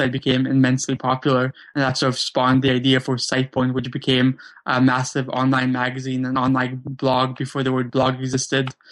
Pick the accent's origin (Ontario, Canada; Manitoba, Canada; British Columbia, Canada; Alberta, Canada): British Columbia, Canada; Vancouver; also born or lived in Krakow, Poland; I grew up in Vancouver, Canada, though I was originally born in Krakow, Poland